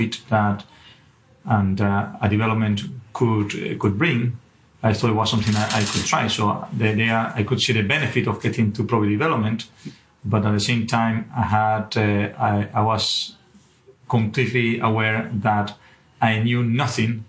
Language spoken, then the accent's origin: English; Venezuela; English is a second language; moved away as an adult; also born or lived in Aberdeen; now in United Kingdom; I'm not originally from the UK, and originally from Venezuela